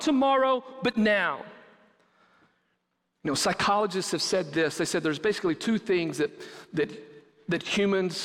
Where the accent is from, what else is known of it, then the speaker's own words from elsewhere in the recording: West Texas, United States; moved away; growing up in West Texas